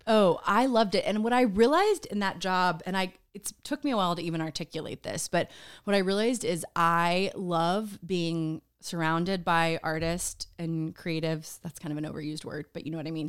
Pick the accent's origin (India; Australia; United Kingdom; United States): United States; Austin, Texas; moved away as an adult; also born or lived in New York; I'm from Austin